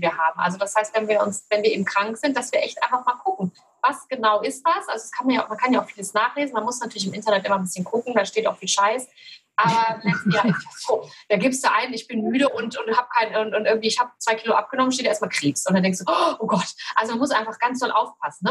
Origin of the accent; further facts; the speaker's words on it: Cologne, North Rhine-Westphalia, Germany; ich komme aus Köln